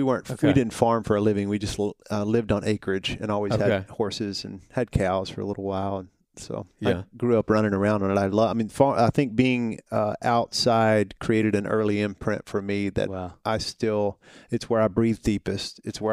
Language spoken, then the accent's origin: English; Hohenwald, Tennessee, United States; So I'm a Tennessee guy. I grew up in a little small town about an hour and a half south of here. It borders Columbia.